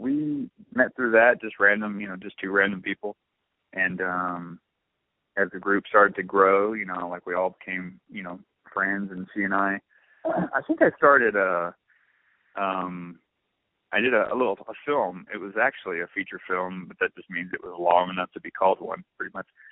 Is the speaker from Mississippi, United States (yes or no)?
yes; Blue Springs, Mississippi, United States; I'm from Blue Springs